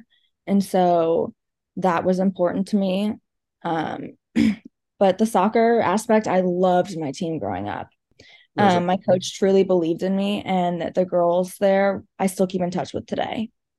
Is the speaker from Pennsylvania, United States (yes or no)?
no; Georgia, United States; now in California, United States; I loved it in Georgia. I honestly miss the East Coast. I miss the green and I miss the space.